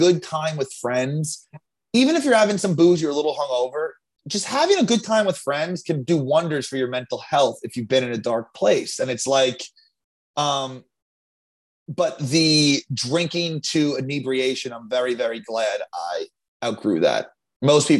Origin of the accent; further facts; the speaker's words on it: Long Island, New York, United States; I'm from Long Island